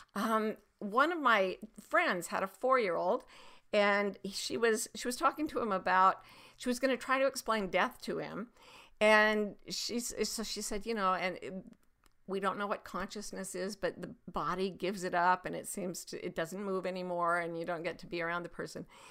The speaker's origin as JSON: {"language": "English", "region": "Utah", "country": "United States", "tie": "born or raised there", "said": "there was a little pond near my house when I was growing up in Utah"}